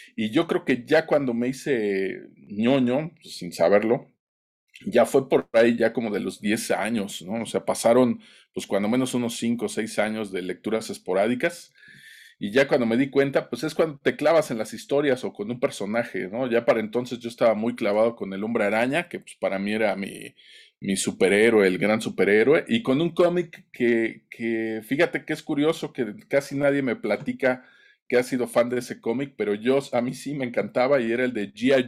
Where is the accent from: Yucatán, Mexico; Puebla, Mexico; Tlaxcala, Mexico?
Tlaxcala, Mexico; en mi pueblito aquí en Tlaxcala